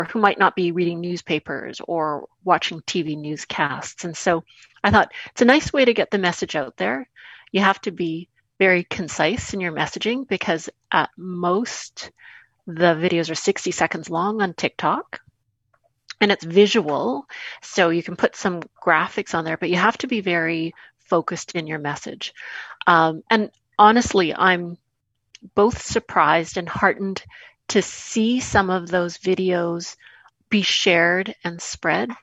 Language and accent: English; Winnipeg, Manitoba, Canada; my hometown, Winnipeg, and my home province of Manitoba